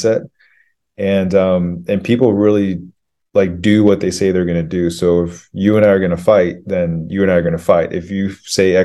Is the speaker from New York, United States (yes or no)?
no; Kodiak, Alaska, United States; moved away as an adult; also born or lived in Anchorage, Alaska; where I grew up on Kodiak